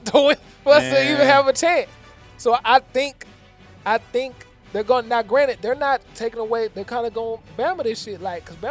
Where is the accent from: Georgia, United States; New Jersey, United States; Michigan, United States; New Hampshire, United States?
Georgia, United States; Atlanta; I'm from Atlanta. You know, I'm from Georgia